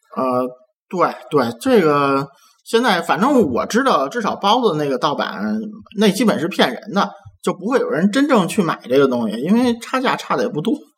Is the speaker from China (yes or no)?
yes; Beijing, China; 帝都我土生土长三十多年